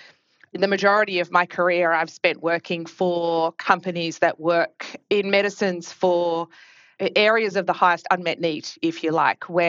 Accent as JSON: {"language": "English", "country": "Australia", "tie": "born or raised there", "accent": "Australian", "said": "as you may pick up pretty quickly from my accent, am Australian by background, grew up in Australia and went to University of Melbourne"}